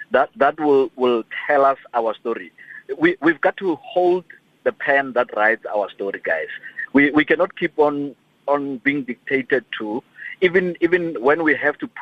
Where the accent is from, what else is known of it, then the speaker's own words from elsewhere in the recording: South Africa; as a South African, as an African